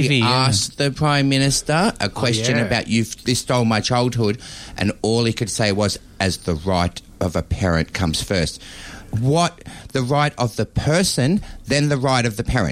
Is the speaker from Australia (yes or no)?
yes; Sydney, New South Wales, Australia; a young kid growing up in Sydney